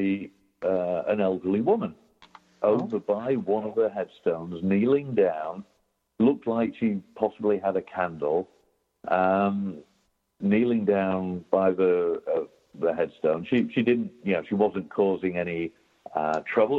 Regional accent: United Kingdom; moved away; as a Brit

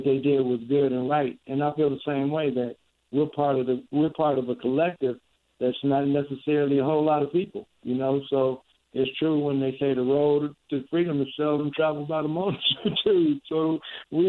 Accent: Chicago, Illinois, United States; I'm the first champion from Chicago

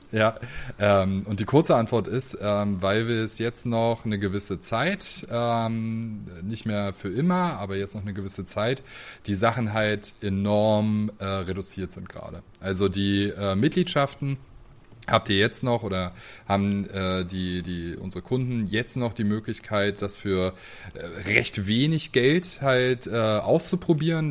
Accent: Greifswald, Mecklenburg-Vorpommern, Germany; also born or lived in Leipzig; now in Dresden, Germany; meine Heimatstadt spreche. ähm, also Greifswald ist äh, eine kleine

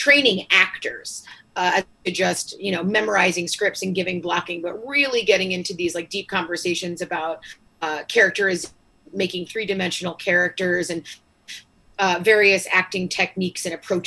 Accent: North Babylon, New York, United States; growing up in New York, I was in North Babylon.

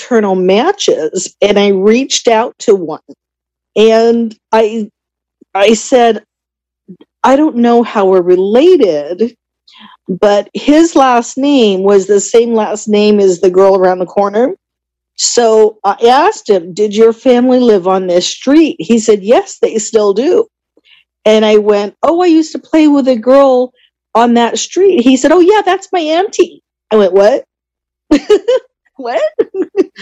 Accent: Southern California, United States; I am from Southern California

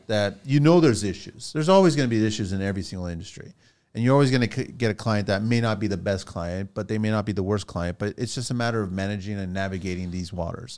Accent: Mississauga, Ontario, Canada; also born or lived in Toronto; I grew up in Toronto, Mississauga

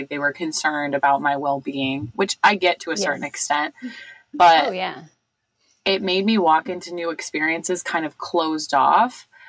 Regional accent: Ohio, United States; growing up in Ohio.

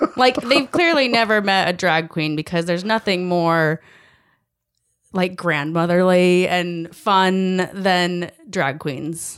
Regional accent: United States; as an American

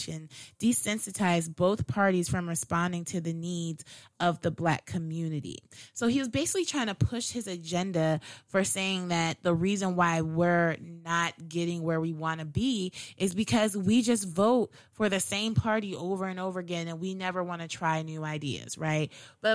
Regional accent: Howard County, Maryland, United States; growing up in Howard County

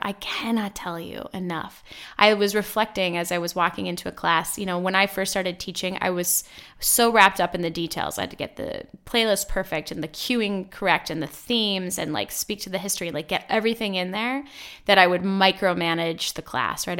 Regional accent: Midwest, United States; I grew up in the Midwest

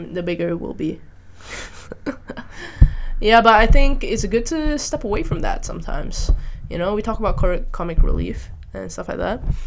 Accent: Malaysia; moved away as an adult; now in Netherlands; I grew up in Malaysia with a very interesting education system as well

